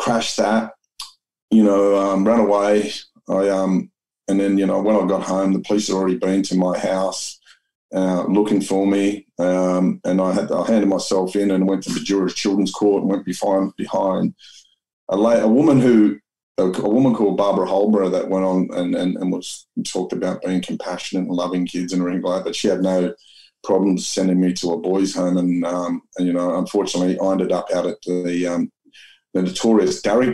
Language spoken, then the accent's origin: English; Sydney, New South Wales, Australia; I grew up in Mount Druitt